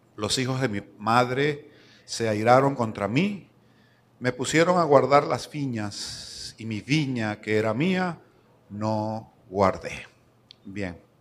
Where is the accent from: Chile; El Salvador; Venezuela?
Venezuela; Lara; also born or lived in Venezuelan Andes (born) / Maracaibo, Zulia; now in San Cristóbal, Venezuela; larense de crianza, o sea, me considero guaro pelado, criado en Lara